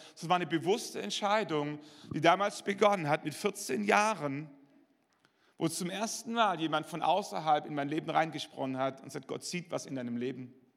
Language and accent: German; Schwäbisch Hall, Baden-Württemberg, Germany; in meiner Heimatgemeinde in Schwäbisch Hall